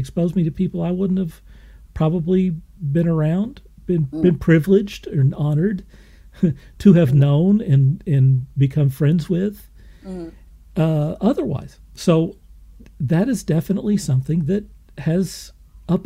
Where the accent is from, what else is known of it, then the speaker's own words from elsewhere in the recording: Moore, Oklahoma, United States; I didn't grow up in New York City. I grew up in Moore, Oklahoma